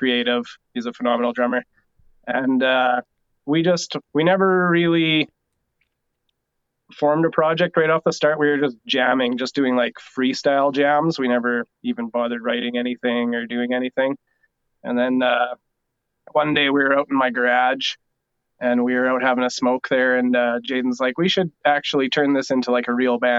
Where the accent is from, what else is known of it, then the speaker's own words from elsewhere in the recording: North Battleford, Saskatchewan, Canada; moved away as an adult; now in Lloydminster, Canada; we're both from North Battleford originally in Saskatchewan